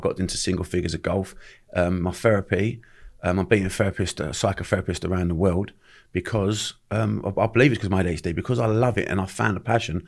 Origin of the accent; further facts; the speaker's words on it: London, United Kingdom; accent: Cockney; I grew up in Bermondsey